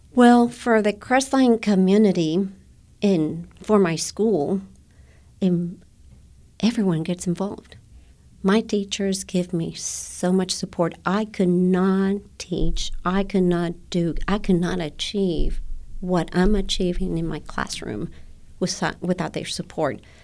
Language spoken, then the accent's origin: English; Guatemala; English is a second language; now in United States; when I was a young girl. I went to an American school in Guatemala